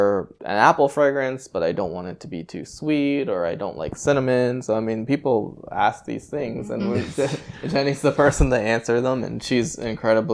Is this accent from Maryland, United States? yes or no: yes; Bowie, Maryland, United States; now in Annapolis, United States; I grew up in Bowie